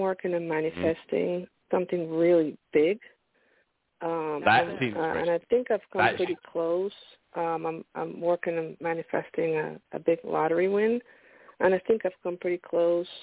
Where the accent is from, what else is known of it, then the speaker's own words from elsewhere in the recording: Pennsylvania, United States; I'm from Pennsylvania